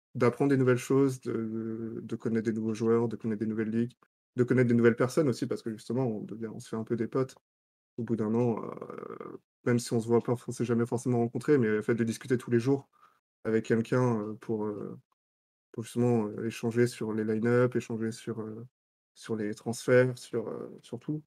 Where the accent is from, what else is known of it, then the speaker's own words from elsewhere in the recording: Lorient, Brittany, France; j'ai grandi à Lorient